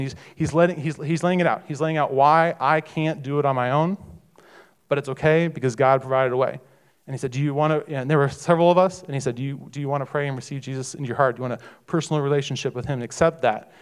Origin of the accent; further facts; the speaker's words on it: Missouri, United States; I grew up in Missouri, and I grew up in a Catholic uh, Catholic family